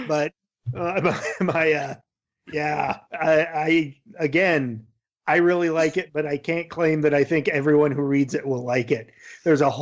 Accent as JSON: {"language": "English", "area": "Yakima Valley", "region": "Eastern Washington State", "country": "United States", "tie": "born or raised there", "said": "I grew up in the Yakima Valley of Eastern Washington State"}